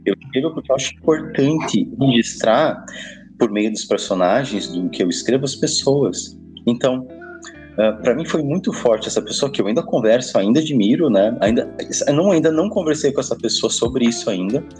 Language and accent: Portuguese; Passo Fundo, Rio Grande do Sul, Brazil; ido embora de Passo Fundo, né? Que eu sou gaúcho